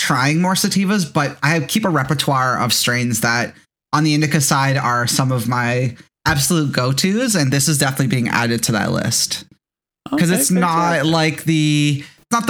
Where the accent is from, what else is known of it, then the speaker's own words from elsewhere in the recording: Mississauga, Ontario, Canada; That's my hometown.